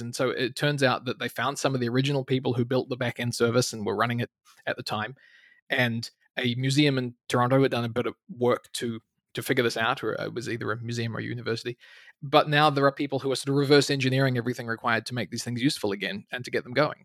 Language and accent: English; New Zealand; moved away as an adult; also born or lived in Canada; somewhere in New Zealand, right the other end of the world